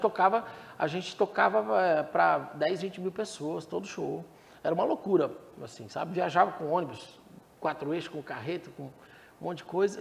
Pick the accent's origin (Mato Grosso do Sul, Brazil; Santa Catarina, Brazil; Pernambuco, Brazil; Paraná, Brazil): Santa Catarina, Brazil; Blumenau; moved away as an adult; now in Goiânia, Brazil; lá no sul, eu sou de Blumenau, sou de Santa Catarina. Blumenau.